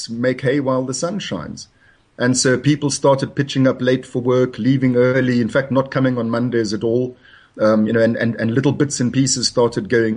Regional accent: South Africa; moved away as an adult; I was born in South Africa in the bad old days.

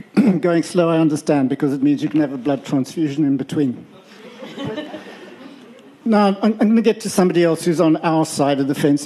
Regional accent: Western Cape, South Africa; I come from Cairn on the south part of the peninsula.

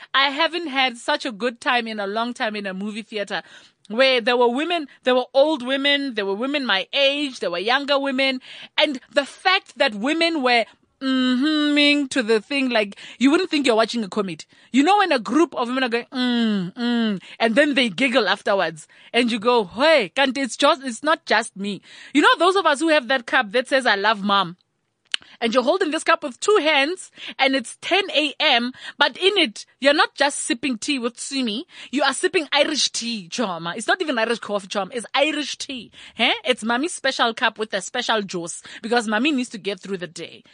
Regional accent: Thaba Nchu, Free State, South Africa; I grew up in Tabanchu, which has a lot of Basotho and, uh, Batswana contingent

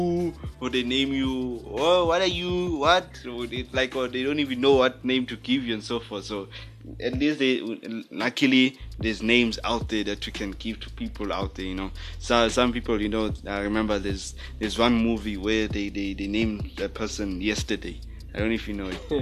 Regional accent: Johannesburg, Gauteng, South Africa; I'm from Johannesburg, South Africa, living in an awesome area. It's in Johannesburg South

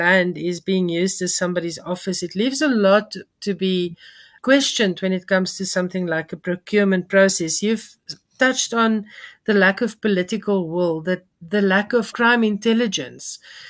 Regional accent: South Africa; as a activist and as a taxpayer and as a South African.

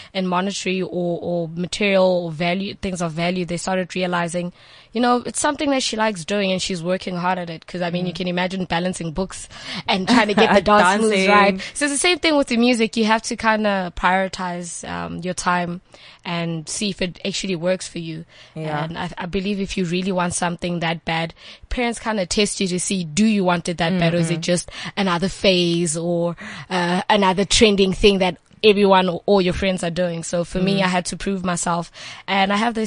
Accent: Johannesburg, Gauteng, South Africa; also born or lived in Limpopo; originally from Limpopo, but I was raised in Johannesburg

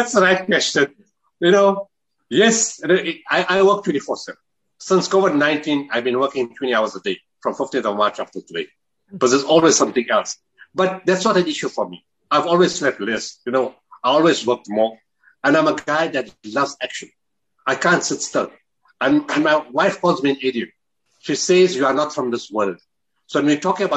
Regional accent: Potchefstroom, North West, South Africa; I was born in Potterstrom

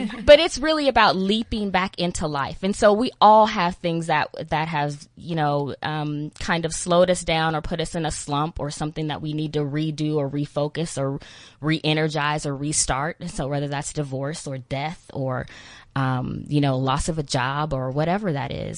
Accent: Texas, United States; accent: Texan American; I'm from Texas. That's a little country, I'm a little

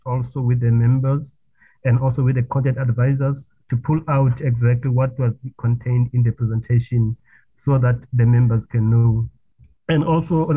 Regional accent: Paarl, Western Cape, South Africa; I'm from the Western Cape as well, Chair, from Mbegweni, Epal

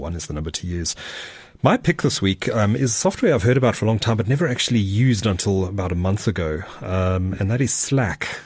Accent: Durban, KwaZulu-Natal, South Africa; my hometown, Durban. Durban by the sea.

